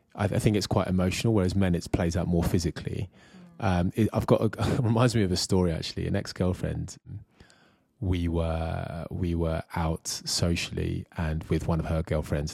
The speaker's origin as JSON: {"language": "English", "area": "Kent", "region": "South East England", "country": "United Kingdom", "tie": "born or raised there", "said": "I was born in Kent in the UK"}